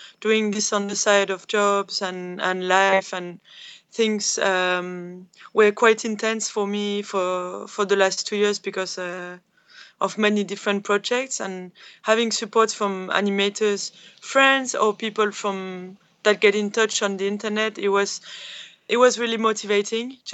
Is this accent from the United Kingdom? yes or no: no; Calais, Hauts-de-France, France; Calais, mm-hmm. which is my hometown